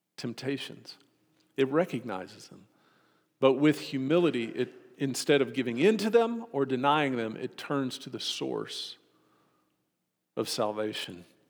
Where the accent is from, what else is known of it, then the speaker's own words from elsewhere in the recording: Austin, Texas, United States; Growing up in Austin, whenever we would have family come and visit us from Hope